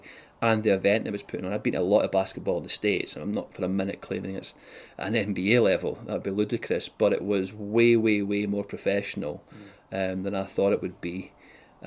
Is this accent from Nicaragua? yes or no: no; Whitburn, Scotland, United Kingdom; moved away as an adult; also born or lived in South of England; now in Glasgow, United Kingdom; I grew up in West Lothian, a place called Whitburn